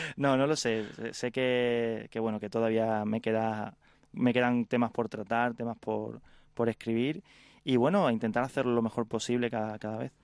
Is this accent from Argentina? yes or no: no; Carmona, Andalusia, Spain; moved away as an adult; also born or lived in Madrid; cuando llegaba de, de mi pueblo, de Carmona, eh, a una ciudad como Madrid.